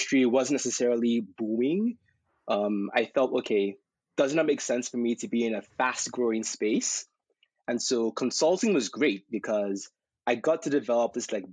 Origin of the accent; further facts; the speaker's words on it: Nigeria; also born or lived in Texas; now in United States; I was a young kid growing up in Nigeria